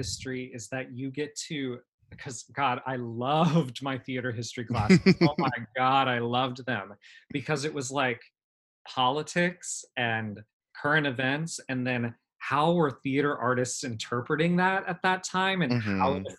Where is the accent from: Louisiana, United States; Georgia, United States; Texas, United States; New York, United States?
Texas, United States; San Antonio; I moved around all my life, but overall spent 15 years in Texas, so Texas is home. I'm from San Antonio, big military city, and I did go to school in San Antonio.